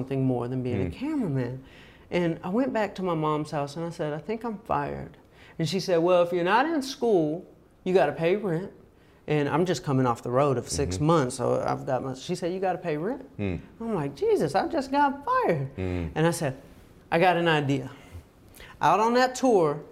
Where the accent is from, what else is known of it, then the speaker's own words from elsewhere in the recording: Atlanta, Georgia, United States; Growing up in Atlanta, Georgia